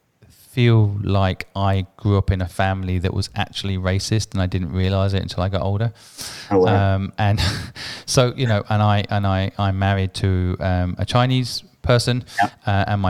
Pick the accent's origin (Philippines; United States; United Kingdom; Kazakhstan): United Kingdom; England; moved away as an adult; also born or lived in Asia; I lived in Asia for 21 years. So I grew up in England.